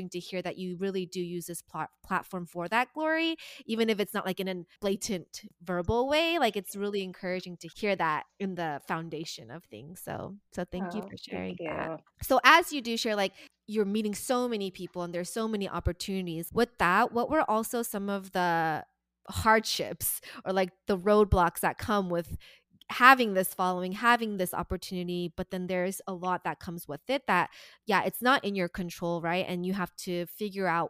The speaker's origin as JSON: {"language": "English", "town": "Dallas", "region": "Texas", "country": "United States", "tie": "born or raised there", "said": "I moved back to Dallas, which is my hometown"}